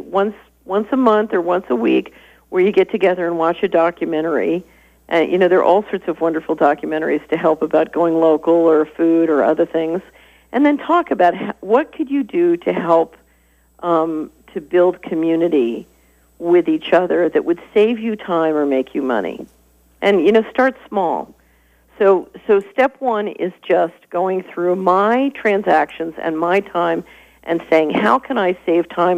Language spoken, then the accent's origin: English; Tennessee, United States; I'm from Tennessee